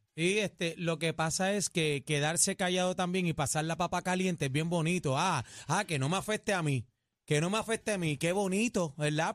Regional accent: Puerto Rico; somos de aquí de Puerto Rico

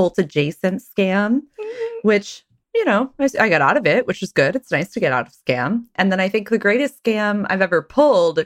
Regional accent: Texas, United States; all the churches where I grew up in Texas

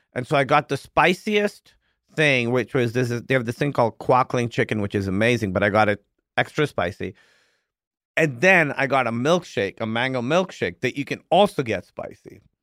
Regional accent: Pakistan; moved away; I grew up in Pakistan

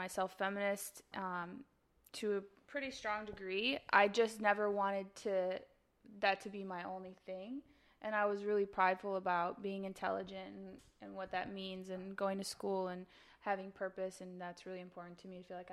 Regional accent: Chicago, Illinois, United States; moved away as an adult; now in Los Angeles, United States; I'm from Chicago. I've been in LA 4.5 years

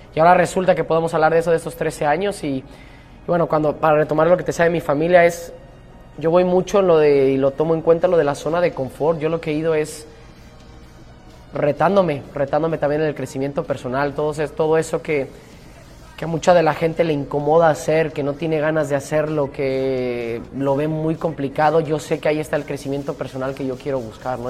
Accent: Mexico; moved away; nosotros mismos los mexicanos

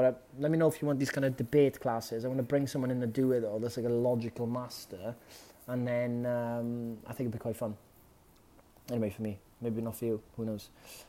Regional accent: Wales, United Kingdom; as a Welshman

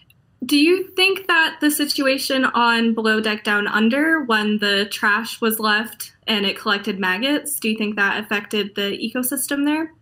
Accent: Melbourne Beach, Florida, United States; now in Edinburgh, United Kingdom; I was born in Florida, but my mom, Melbourne Beach.

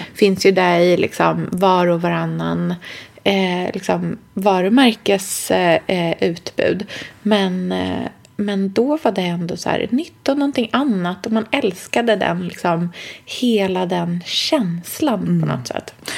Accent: Sweden; jag är svensk

